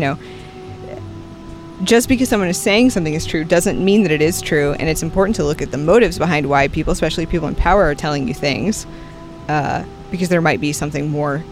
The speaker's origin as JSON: {"language": "English", "country": "United States"}